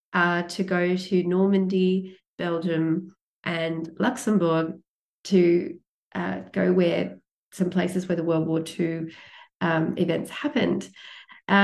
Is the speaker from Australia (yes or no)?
yes; Australia; coming from the largest island in the world, smallest continent, but coming from a floating continent where we can't go to any other country unless we fly or catch a boat